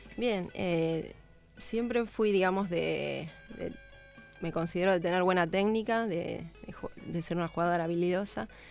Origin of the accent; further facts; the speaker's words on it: Buenos Aires, Argentina; yo soy de Lugano